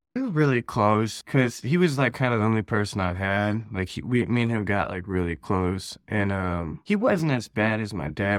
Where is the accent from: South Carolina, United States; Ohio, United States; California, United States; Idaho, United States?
Ohio, United States; I'm from Ohio, born and raised out here.